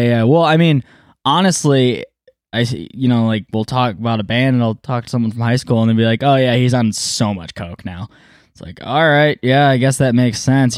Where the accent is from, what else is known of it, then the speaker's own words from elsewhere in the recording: Ypsilanti, Michigan, United States; also born or lived in Milan, Michigan; Ypsilanti, born and raised